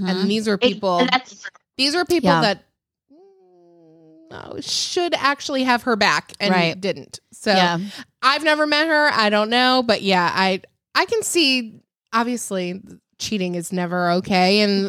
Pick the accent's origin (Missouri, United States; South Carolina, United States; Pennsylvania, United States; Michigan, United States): Michigan, United States; I grew up in Michigan